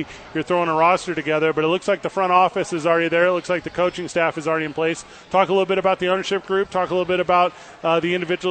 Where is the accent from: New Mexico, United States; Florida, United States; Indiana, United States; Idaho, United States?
New Mexico, United States; Albuquerque; my hometown, Albuquerque